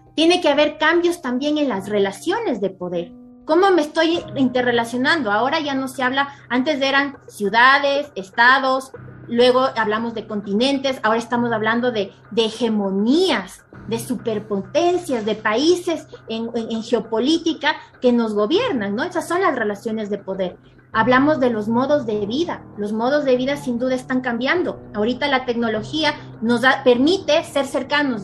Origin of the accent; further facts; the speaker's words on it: Ecuador; en mi país, en Ecuador